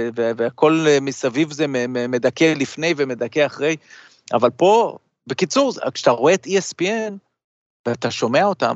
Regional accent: Israel; also born or lived in United States (born) / New York; ישראל זה הבית, אבל הבית השני זה, זה ארצות הברית, כי א', נולדתי פה

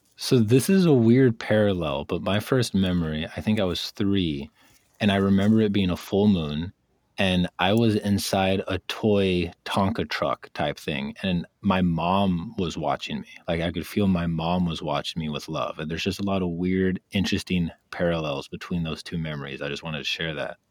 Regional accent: Wisconsin, United States; I lived in Wisconsin

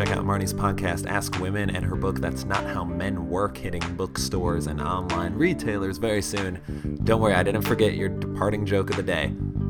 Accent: Skokie, Illinois, United States; I grew up in Skokie, so technically a suburb, but I feel like it borders Chicago, so I can just say Chicago and get away with it.

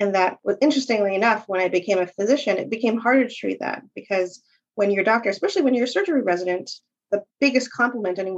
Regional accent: New Hartford, New York, United States; I grew up in New Hartford, which is a suburb of Utica

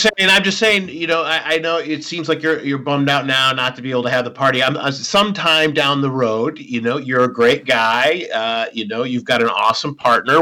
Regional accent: Minnesota, United States; we're both from Minnesota

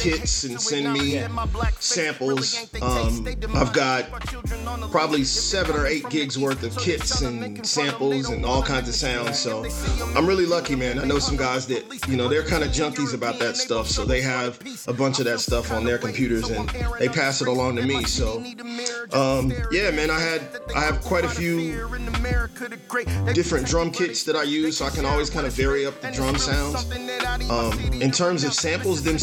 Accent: Kansas City, Missouri, United States; I was born in the Midtown area. I grew up in South Kansas City

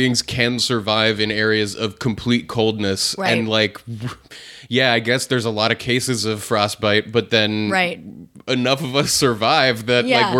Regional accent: New Hampshire, United States; growing up in New Hampshire where things got really cold.

